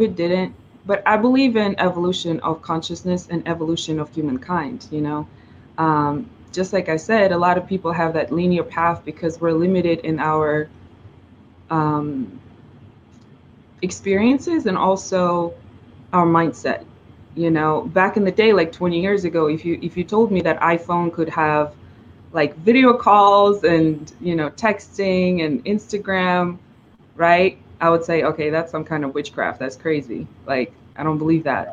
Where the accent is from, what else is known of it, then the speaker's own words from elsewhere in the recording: Russia; first language Russian; English is a second language; moved away as an adult; also born or lived in China / New York; now in Los Angeles, United States; I grew up in Russia